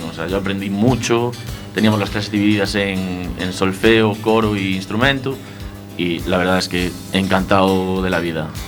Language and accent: Spanish; Betanzos, Galicia, Spain; En Betanzos.